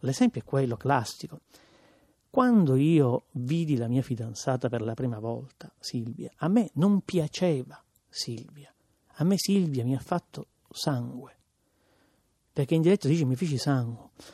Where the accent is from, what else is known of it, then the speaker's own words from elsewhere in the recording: Palermo, Sicily, Italy; accent: Palermitan; Io penso in palermitano perché in qualche maniera il mio dialetto ha questa forza simbolica